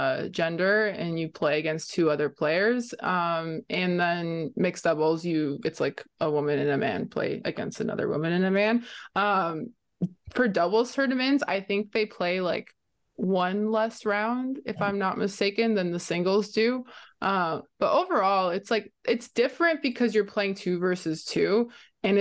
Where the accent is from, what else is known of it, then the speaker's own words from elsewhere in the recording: Canada; as a Canadian as well, I look at kind of the Canadian players kind of the same way.